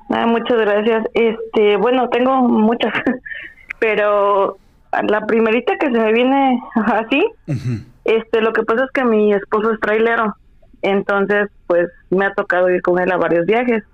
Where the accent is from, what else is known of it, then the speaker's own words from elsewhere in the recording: Veracruz, Mexico; cómo somos los, los jarochos